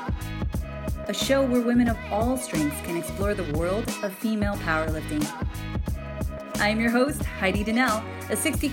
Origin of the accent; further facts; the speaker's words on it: Hawaii, United States; we're both from Hawaii